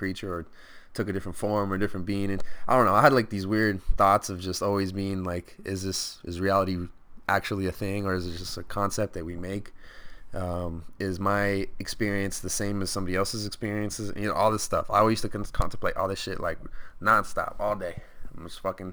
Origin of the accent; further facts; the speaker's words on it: Stockton, California, United States; We're all from Stockton